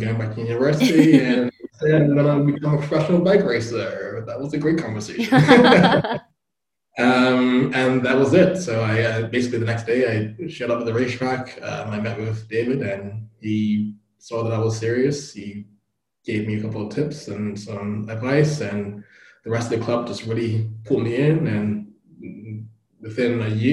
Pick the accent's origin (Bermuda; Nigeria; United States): Bermuda; moved away; I grew up in Bermuda, tiny island in the middle of the Atlantic